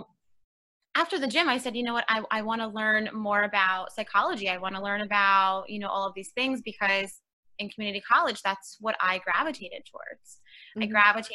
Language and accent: English; New York City, New York, United States; I'm actually born and raised in New York. I was raised in Queens, New York